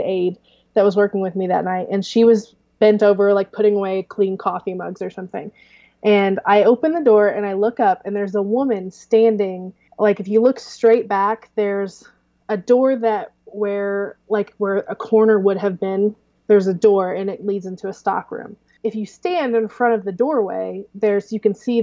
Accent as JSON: {"language": "English", "town": "Clarksburg", "region": "Missouri", "country": "United States", "tie": "born or raised there", "said": "small was where I grew up in Clarksburg, which is 300"}